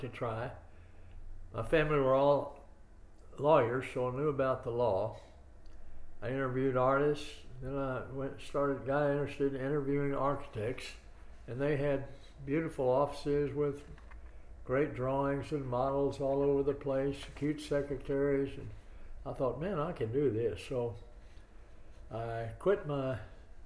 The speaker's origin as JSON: {"language": "English", "town": "University Park", "region": "Texas", "country": "United States", "tie": "born or raised there", "also_born_or_lived": "Dallas, Texas", "lives_now": "Austin, United States", "said": "I grew up in University Park, a suburb of North Dallas. And lived there all my years till I went to college"}